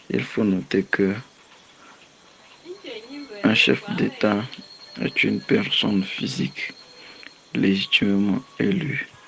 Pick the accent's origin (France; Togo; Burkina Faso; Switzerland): Togo; je suis togolais.